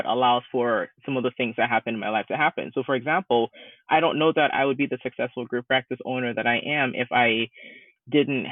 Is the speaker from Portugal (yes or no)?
no; Ghana; now in United States; I'm originally from Ghana, West Africa